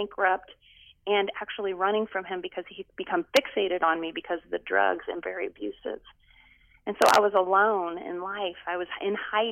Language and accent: English; United States; also born or lived in Canada; I was adopted in the U.S. by my stepdad when I was 3